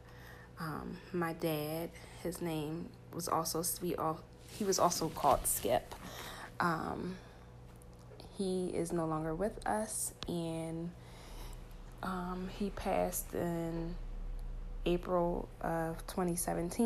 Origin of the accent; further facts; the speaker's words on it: Philadelphia, Pennsylvania, United States; born and raised in Philadelphia, specifically North Philadelphia. Yes, North Philly, born and raised.